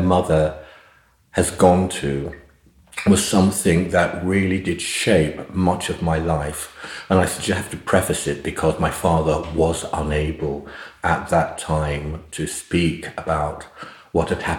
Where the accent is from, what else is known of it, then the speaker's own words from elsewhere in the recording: London, United Kingdom; growing up in East London then was, it was an extraordinary experience when I think about it, because we were the only black family on the estate in Hackney, where we lived